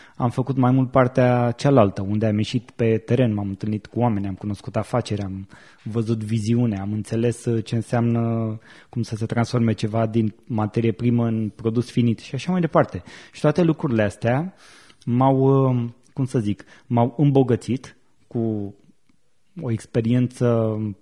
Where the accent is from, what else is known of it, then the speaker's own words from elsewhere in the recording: Buzău, Buzău County, Romania; moved away as an adult; now in Bucharest, Romania; eram la Buzău, de unde sunt eu, și anul următor m-am uh, mutat în București